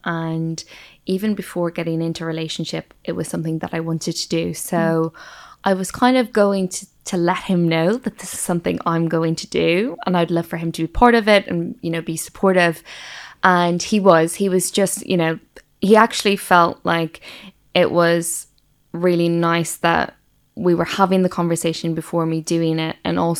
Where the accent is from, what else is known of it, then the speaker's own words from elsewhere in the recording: Ireland; now in London, United Kingdom; I grew up in Ireland, but now live in London.